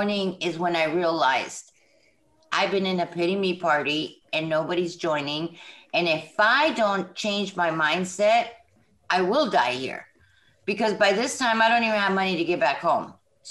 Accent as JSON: {"language": "English", "region": "Southern California", "country": "United States", "moved": "as an adult", "lives_now": "Jackson, United States", "said": "right now I'm in Jackson, Mississippi. I'm originally from Southern California"}